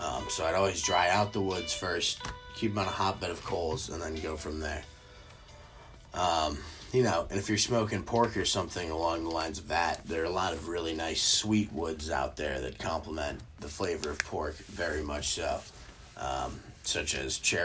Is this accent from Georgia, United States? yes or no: yes; Georgia, United States; now in Chicago, United States; I grew up in Georgia, and when I was there, developed a love for barbecue